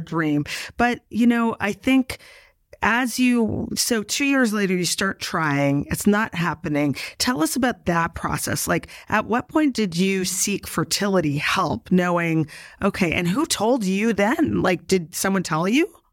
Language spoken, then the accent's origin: English; Canada; now in New York, United States; I'm originally from Canada